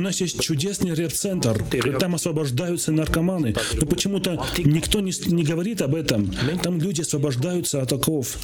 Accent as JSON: {"language": "Russian", "country": "Armenia"}